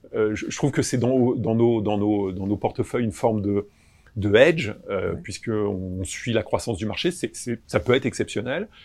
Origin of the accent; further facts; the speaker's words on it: Créteil, Île-de-France, France; Je suis né à Créteil